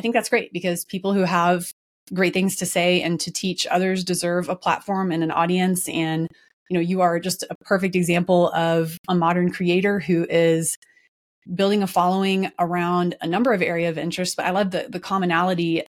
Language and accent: English; Dallas, Texas, United States; my hometown, Dallas, Texas.